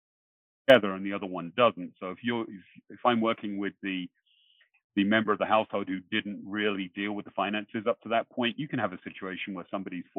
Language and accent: English; England, United Kingdom; now in Long Island, United States; I'm originally from England.